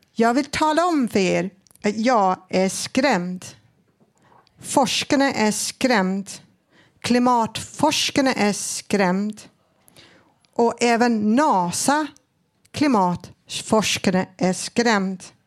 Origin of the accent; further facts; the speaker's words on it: Australia; Swedish is a second language; now in Sweden; jag är född i Australien